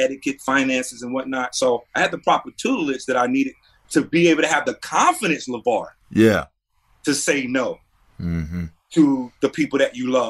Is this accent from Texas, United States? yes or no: no; North Carolina, United States; born or raised there